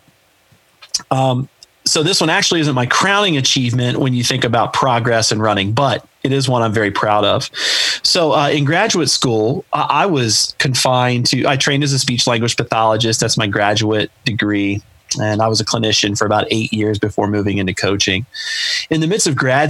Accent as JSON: {"language": "English", "town": "Chillicothe", "region": "Ohio", "country": "United States", "tie": "born or raised there", "lives_now": "Columbus, United States", "said": "my hometown of Chillicothe, Ohio"}